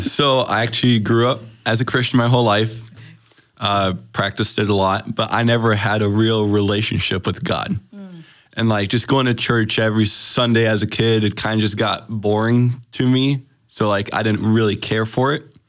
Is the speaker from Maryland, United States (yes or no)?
no; Green Bay, Wisconsin, United States; also born or lived in Germany; I'm from Green Bay, Wisconsin